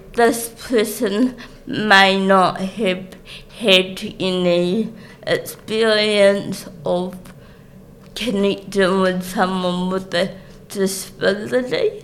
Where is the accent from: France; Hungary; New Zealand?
New Zealand; Christchurch, Canterbury; I grew up in Christchurch